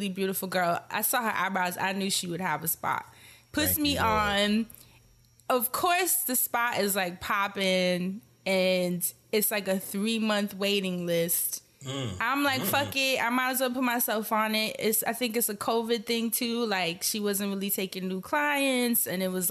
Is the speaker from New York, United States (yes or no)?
yes; New York, United States; moved away as an adult; now in Portland, United States; I come from New York